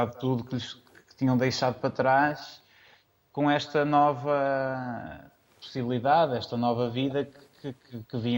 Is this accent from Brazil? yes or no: no; São João da Madeira, Norte, Portugal; Eu sou de São João da Madeira.